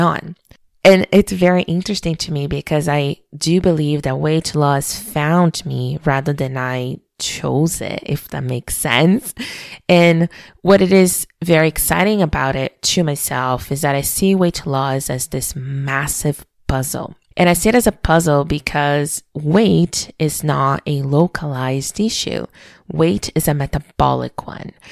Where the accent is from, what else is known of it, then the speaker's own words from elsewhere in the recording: Brazil; moved away as an adult; being born and raised in Brazil